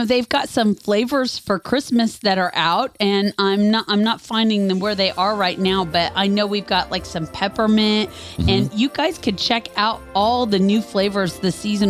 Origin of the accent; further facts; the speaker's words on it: Kansas, United States; moved away; We're from Kansas